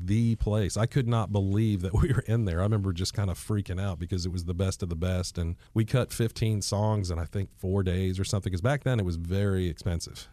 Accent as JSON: {"language": "English", "town": "Roswell", "region": "Georgia", "country": "United States", "tie": "born or raised there", "also_born_or_lived": "New York", "said": "My mother's still here in, uh, where I grew up in Roswell"}